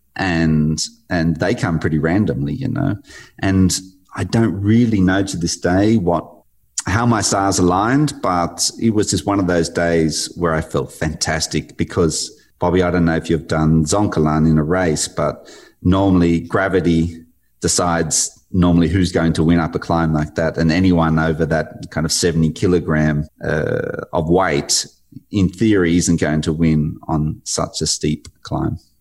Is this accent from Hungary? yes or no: no; Australia; being an athlete from Australia, growing up in the Australian Institute of Sport environment